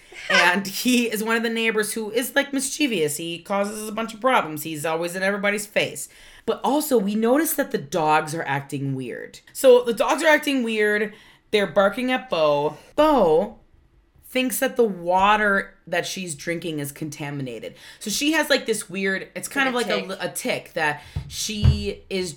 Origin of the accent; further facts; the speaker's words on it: Wisconsin, United States; we were raised in Wisconsin